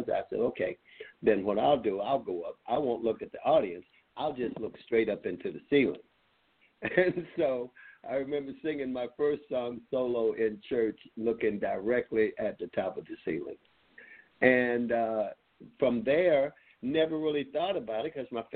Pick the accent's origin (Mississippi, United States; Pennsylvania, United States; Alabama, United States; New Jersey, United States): Mississippi, United States; Meridian; I'm from Meridian, Mississippi.